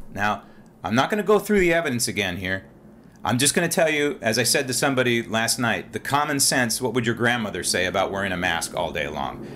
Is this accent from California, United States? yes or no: yes; San Francisco, California, United States; I was a child growing up in San Francisco